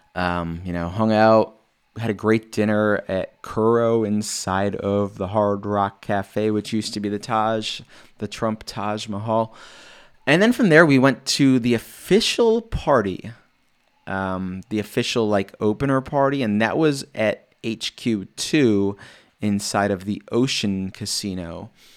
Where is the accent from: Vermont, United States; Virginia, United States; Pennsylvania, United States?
Pennsylvania, United States; State College; I'm from State College, Pennsylvania, which is about four and a half hours away